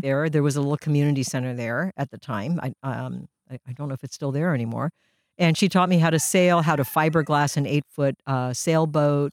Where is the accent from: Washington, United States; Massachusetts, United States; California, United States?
California, United States; Mill Valley; first language Japanese; English is a second language; also born or lived in Japan; I grew up in Mill Valley